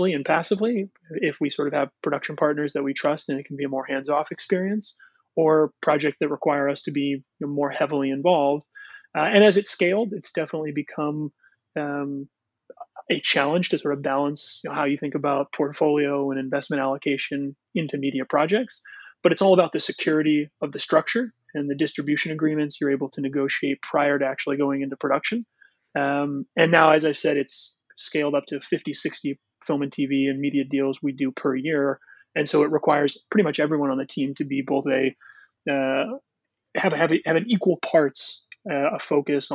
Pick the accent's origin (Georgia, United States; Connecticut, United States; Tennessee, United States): Connecticut, United States; Both my partner and I were born and raised in Connecticut